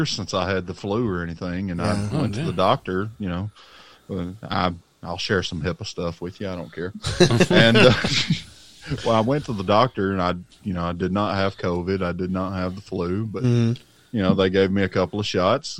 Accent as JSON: {"language": "English", "region": "the South", "country": "United States", "accent": "southern", "said": "my southern accent"}